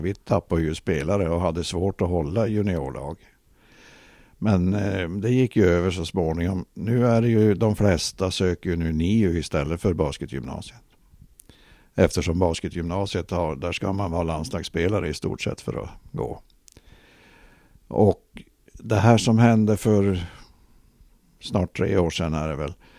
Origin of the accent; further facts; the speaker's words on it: Luleå, Norrbotten County, Sweden; also born or lived in Ängesbyn; mesta tiden har jag ju bott då i Gammelstad men sen eh, som vuxen flyttade jag ju till Ängesbyn